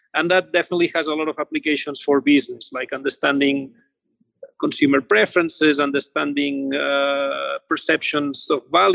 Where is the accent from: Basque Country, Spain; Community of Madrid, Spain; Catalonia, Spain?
Catalonia, Spain; Barcelona; moved away as an adult; also born or lived in Los Angeles, United States; now in United States; I am originally from Barcelona area, from Spain